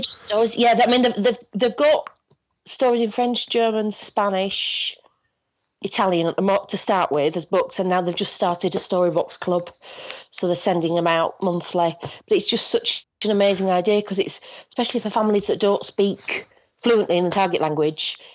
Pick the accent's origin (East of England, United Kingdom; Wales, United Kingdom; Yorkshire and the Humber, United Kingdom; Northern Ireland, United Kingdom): Yorkshire and the Humber, United Kingdom; Bradford; I'm from Bradford, which is in Yorkshire.